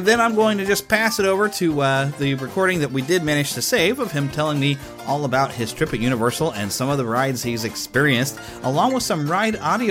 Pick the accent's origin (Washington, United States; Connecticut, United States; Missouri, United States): Missouri, United States; Kansas City; my hometown of Kansas City